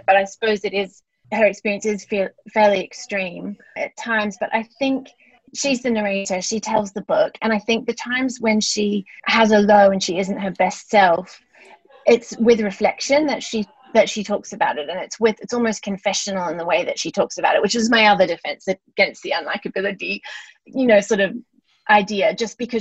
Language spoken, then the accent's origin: English; New Zealand; also born or lived in London; now in Australia; I'm from New Zealand originally, and I've lived in Australia for a long time